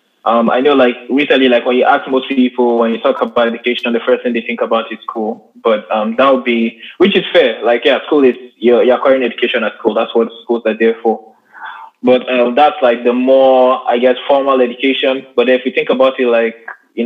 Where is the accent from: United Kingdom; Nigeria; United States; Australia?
Nigeria; I'm Nigerian